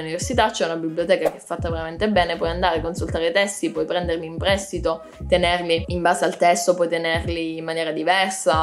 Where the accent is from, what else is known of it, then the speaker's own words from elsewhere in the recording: Cosenza, Calabria, Italy; moved away as an adult; now in Pisa, Italy; Io studio a Pisa, ma come avrei già capito non sono di Pisa, sono di Cosenza